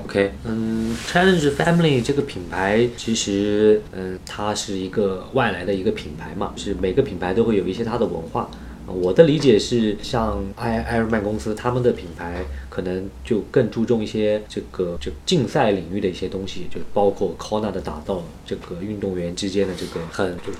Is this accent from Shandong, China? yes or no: no; Anhui, China; 因为我是安徽人